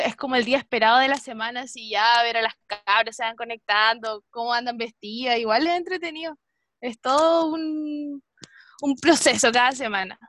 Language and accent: Spanish; Chiloé, Los Lagos, Chile; cuando era chica estudiaba en, en Chiloé, en el Liceo Galvarino